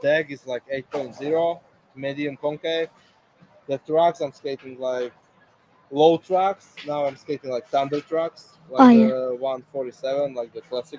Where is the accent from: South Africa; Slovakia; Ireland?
Slovakia; Košice, Košice Region; English is a second language; now in Prague, Czech Republic; My hometown skate park, my country, in Slovakia, Košice